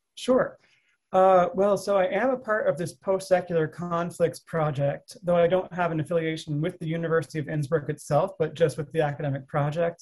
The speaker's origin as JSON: {"language": "English", "country": "United States", "also_born_or_lived": "Russia"}